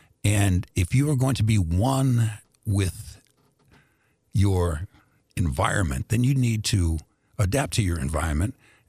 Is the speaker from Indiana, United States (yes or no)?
yes; Indianapolis, Indiana, United States; moved away as an adult; also born or lived in Greece / Washington, D.C.; I grew up in a black neighborhood. When we came to America, I was born in Greece, the country. And when we came to America, I was 2 years old. The neighborhood we moved in was first Europeans. Europeans moved out, that went to other parts of Indianapolis.